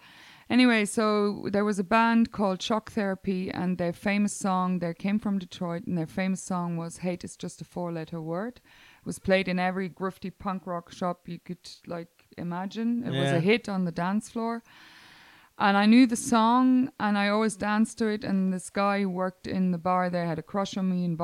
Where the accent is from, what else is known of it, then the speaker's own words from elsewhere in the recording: Kamp-Lintfort, North Rhine-Westphalia, Germany; I am born in Kamp-Lintfort, which is the nearest city to that would be Düsseldorf. So I'm Niederrhein.